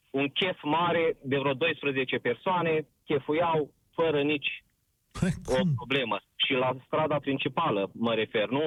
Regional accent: Suceava, Suceava County, Romania; Uh, sunt din Suceava chiar și lucrez la o multinațională

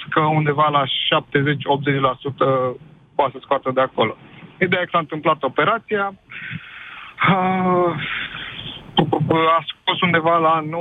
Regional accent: Bucharest, Romania; Uh, spitalul de stat din București, noi suntem din București

